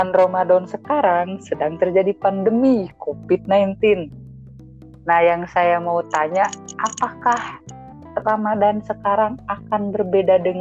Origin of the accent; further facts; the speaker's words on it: Garut, West Java, Indonesia; karena kumahanya saya sebagai orang Garut orang Garut mah bandel pisan lah ese